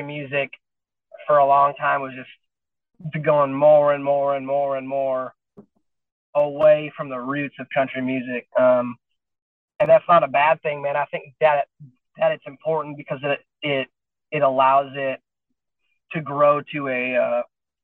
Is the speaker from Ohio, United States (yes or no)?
no; Wyoming, United States; moved away as an adult; now in Nashville, United States; growing up in Wyoming